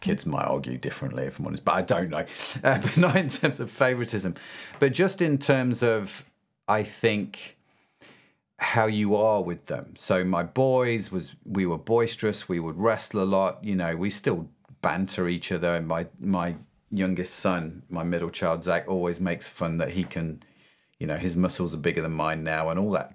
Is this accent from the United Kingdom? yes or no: yes; United Kingdom; They assumed I'm a Christian because I'm British